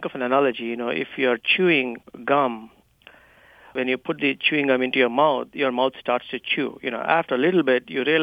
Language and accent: English; India; accent: Indian; my Indian accent